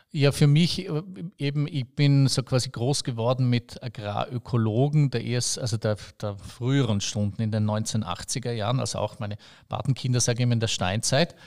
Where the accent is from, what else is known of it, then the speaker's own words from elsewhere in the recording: Bregenz, Vorarlberg, Austria; ich bin aus Bregenz und ich, ich bin da eher ein Städter